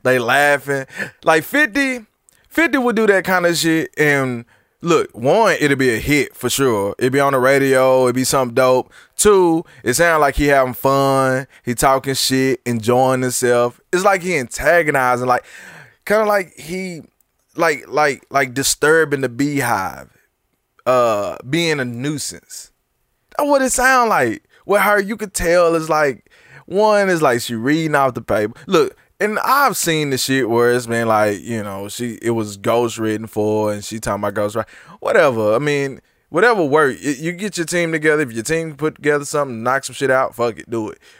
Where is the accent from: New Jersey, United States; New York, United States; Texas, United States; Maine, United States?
Texas, United States; I'm from Texas